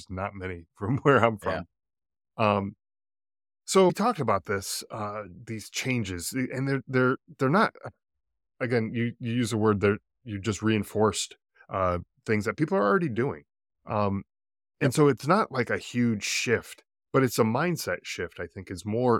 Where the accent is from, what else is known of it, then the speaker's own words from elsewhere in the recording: East Coast, United States; now in Arizona, United States; You know, it's interesting because I'm originally from the East Coast, moved out to Arizona here where I am